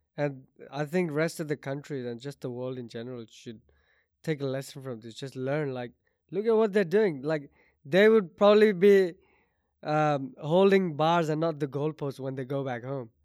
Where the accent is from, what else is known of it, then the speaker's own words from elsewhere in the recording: Oman; I grew up in Oman